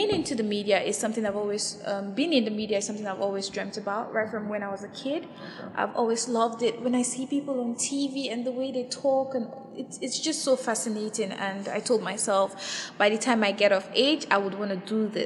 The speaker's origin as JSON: {"language": "English", "region": "Kogi", "country": "Nigeria", "said": "I'm from Kogi State."}